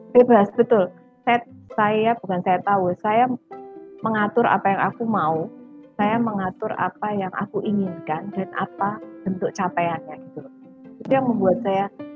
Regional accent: Sumatra, Jambi, Indonesia; also born or lived in Yogyakarta / Jakarta; now in Surabaya, Indonesia; masa kecil saya di di Sumatera di Jambi

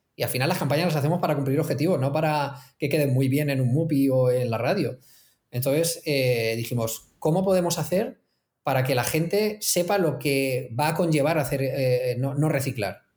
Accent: Elche, Valencian Community, Spain; yo soy de Elche

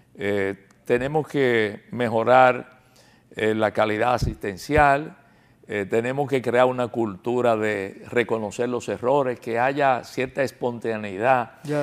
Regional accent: Dominican Republic; como dominicano y como médico

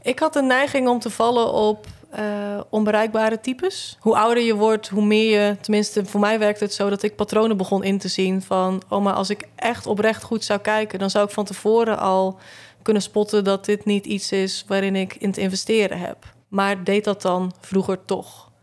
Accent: Zeelandic Flanders, Netherlands; now in Tilburg, Netherlands; ik kom uit Zeeuws-Vlaanderen

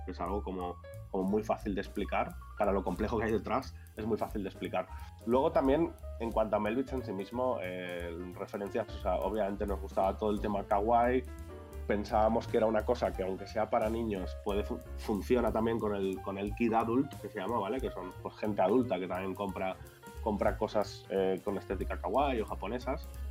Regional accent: Valencia, Valencian Community, Spain; now in Barcelona, Spain; Yo soy de Valencia, pero vivo en Barcelona hace un montón.

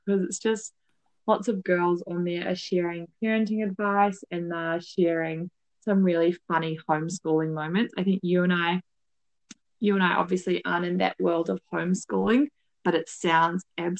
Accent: New Zealand; moved away as an adult; also born or lived in Melbourne, Australia; now in Paris, France; I'm in Paris, I'm from New Zealand, moved to Melbourne after I finished my uni degree.

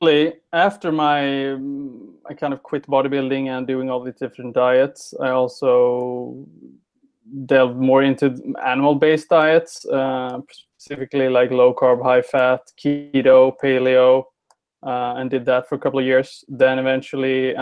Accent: Sweden; I'm from Sweden

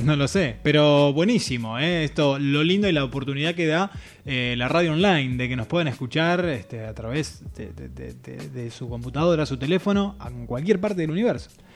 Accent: Entre Ríos, Argentina; moved away; la gente de Entre Ríos que está presente, mi provincia natal

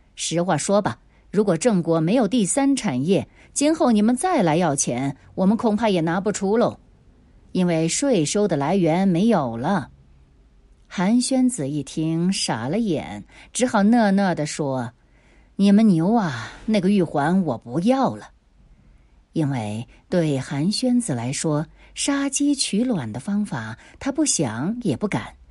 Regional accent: Nanchang, Jiangxi, China; 我们南昌人还是很爱干净的

